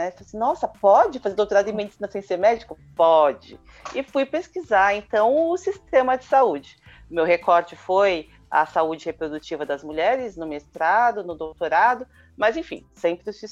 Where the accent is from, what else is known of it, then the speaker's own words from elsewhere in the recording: São Paulo, Brazil; presidente da Associação Artemis e membro do mandato coletivo da bancada ativista, sou de São Paulo